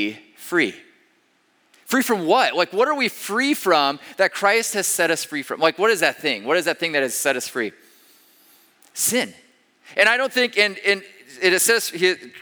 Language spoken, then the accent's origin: English; Iowa, United States; moved away as an adult; also born or lived in Denver, Colorado / Pennsylvania / Ames, Iowa; We grew up in Iowa. Marta and I did.